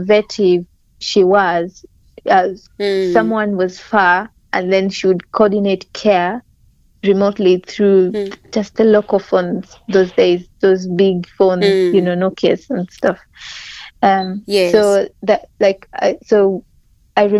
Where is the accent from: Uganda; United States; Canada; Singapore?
Uganda; Karamoja, Northern Region; being hailing from Karamoja, I grew up seeing my mom kind of struggling to treat us at home.